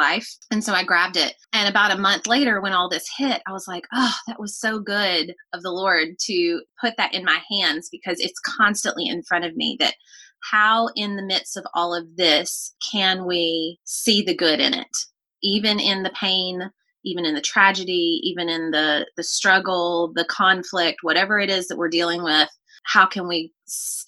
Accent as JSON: {"language": "English", "town": "Nashville", "region": "Tennessee", "country": "United States", "tie": "born or raised there", "accent": "Southern", "moved": "as an adult", "lives_now": "Pensacola, United States", "said": "I grew up in Nashville, lived in the same house for the first 16 years of my life."}